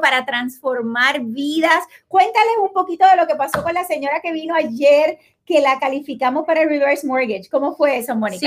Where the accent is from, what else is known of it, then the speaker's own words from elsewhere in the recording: Puerto Rico; now in Florida, United States; yo soy puertorriqueña